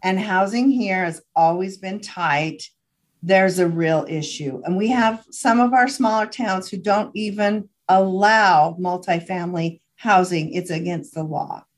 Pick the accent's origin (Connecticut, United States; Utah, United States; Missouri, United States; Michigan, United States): Utah, United States; Hyrum; I grew up in Hiram